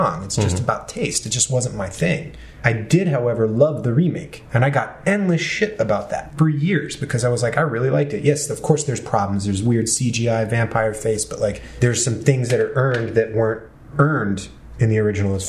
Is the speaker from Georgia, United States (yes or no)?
yes; Marietta, Georgia, United States; born or raised there; now in Los Angeles, United States